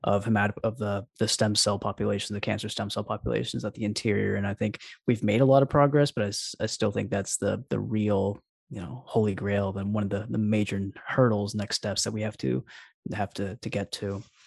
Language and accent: English; Alabama, United States; I'm actually from Alabama myself.